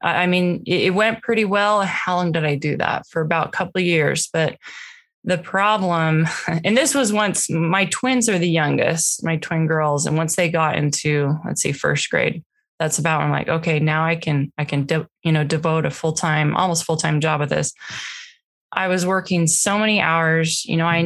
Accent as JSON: {"language": "English", "region": "Washington", "country": "United States", "tie": "born or raised there", "moved": "as an adult", "lives_now": "Utah, United States", "said": "we grew up in Washington state."}